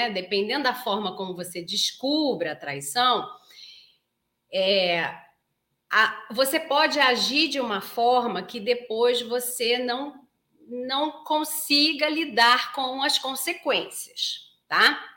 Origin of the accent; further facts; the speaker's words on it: Belém, Pará, Brazil; Bom dia, sou de Belém do Pará. Nossa, terra gostosa, adoro Belém do Pará.